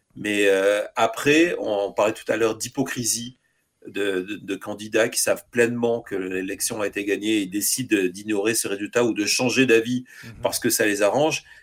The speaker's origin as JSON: {"language": "French", "country": "France", "moved": "yes", "lives_now": "United States", "said": "en étant français"}